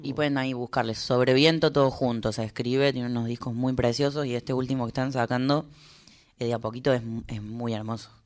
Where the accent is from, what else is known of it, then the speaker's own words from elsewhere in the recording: Córdoba, Argentina; moved away; en Córdoba. No solo porque es mi ciudad natal